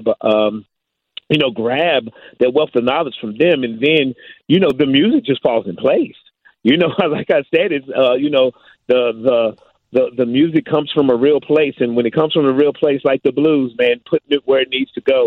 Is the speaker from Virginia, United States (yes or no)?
yes; Virginia, United States; now in Chicago, United States; I'm not from Chicago. I'm originally from Virginia